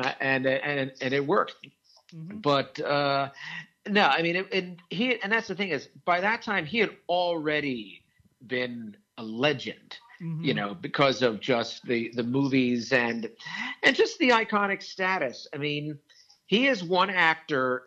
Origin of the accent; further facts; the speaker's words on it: Wilmington, Delaware, United States; growing up in Wilmington, Delaware